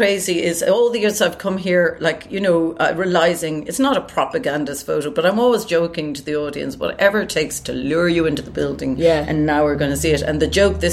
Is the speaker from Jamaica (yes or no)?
no; Ireland; I am an Irish singer, sometimes actress, and just living in Ireland still